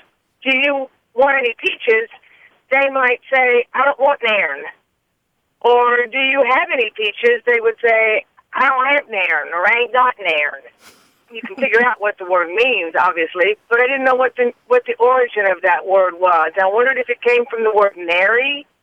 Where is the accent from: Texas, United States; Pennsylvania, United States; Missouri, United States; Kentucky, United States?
Kentucky, United States; Louisville; also born or lived in Corpus Christi / Athens; now in Monticello, United States; I'm from Louisville, Kentucky. I've lived in Corpus Christi and Athens